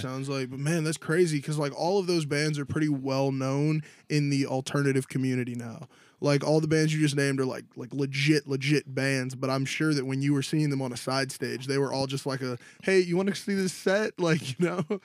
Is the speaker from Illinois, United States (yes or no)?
yes; Chicago, Illinois, United States; we're from Chicago